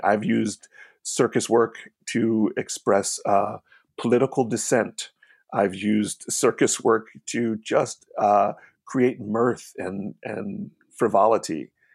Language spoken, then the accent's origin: English; Hamilton, New Jersey, United States; moved away as an adult; also born or lived in New York; I grew up in Hamilton, New Jersey, predominantly an Italian town